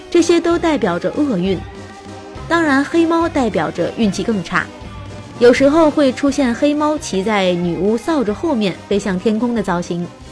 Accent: China; 我们中国人呢会把七月十五，农历的七月十五进行成是鬼节

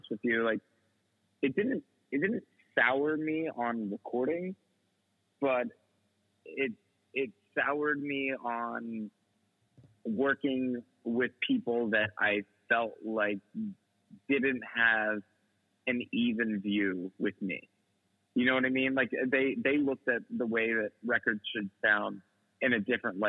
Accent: United States; also born or lived in New York; a byproduct of being American.

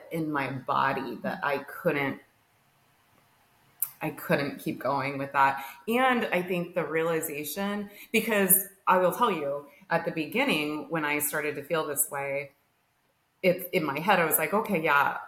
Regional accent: Arizona, United States; moved away as an adult; We grew up in Arizona.

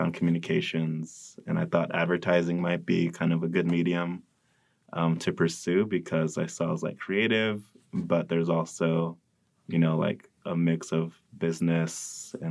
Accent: Modesto, California, United States; I'm from Modesto, California

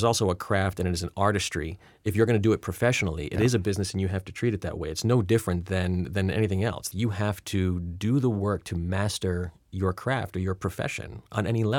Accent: Rhode Island, United States; I'll tell you why I have no distinguishable accent because, again, I'm from Rhode Island, so I should have one, and I used to have one.

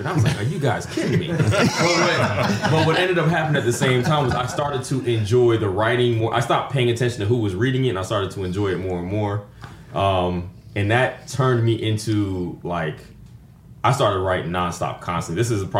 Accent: Panama; born there; I was born in Panama, so I'm a military brat. I was born in Panama, so I came to it naturally.

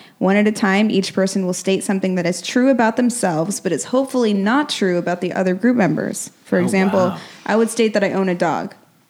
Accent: Ohio, United States; I grew up in Ohio.

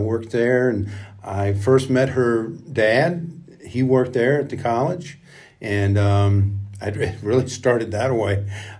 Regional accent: Richmond, Virginia, United States; also born or lived in Henrico County, Virginia / Louisa County, Virginia; I grew up right here in Richmond, Virginia. Eight kids, one sister, she's the oldest.

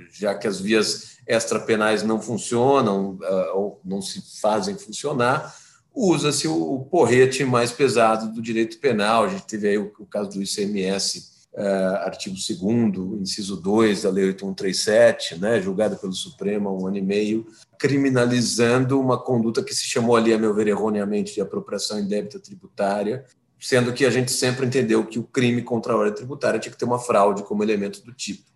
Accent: São Paulo, Brazil; eu sou de São Paulo

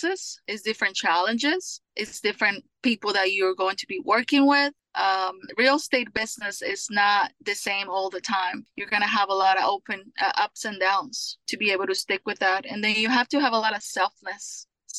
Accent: Colombia; also born or lived in California; now in Houston, United States; I am from Colombia

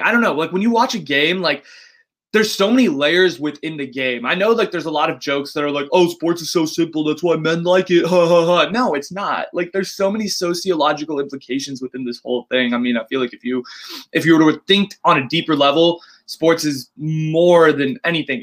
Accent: the Bay Area, California, United States; Born and raised in the Bay

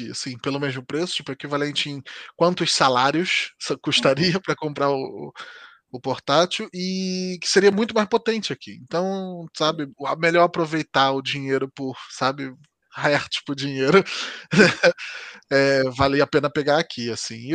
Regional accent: Southeast, Brazil; now in Portugal; porque no Brasil nós não, não teríamos nos conhecido de forma nenhuma, porque ela é do Nordeste e eu sou do Sudeste.

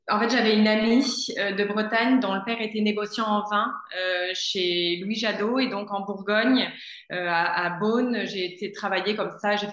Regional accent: Gabon; also born or lived in Niger; moi, j'ai passé mon enfance en Afrique, euh, au Gabon et au Niger.

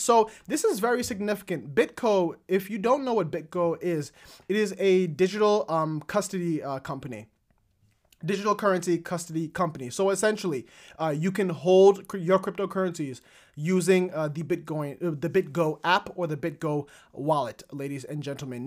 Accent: United States; me being an American

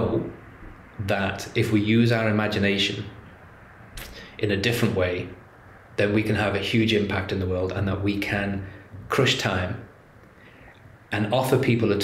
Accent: England, United Kingdom; I'm English

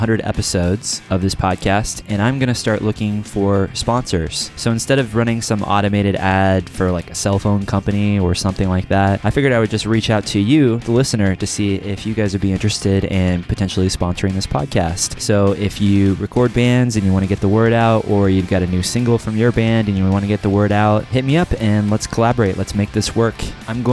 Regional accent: Kansas City, United States; now in Lawrence, United States; I'm from Kansas City. I'm actually in Lawrence right now

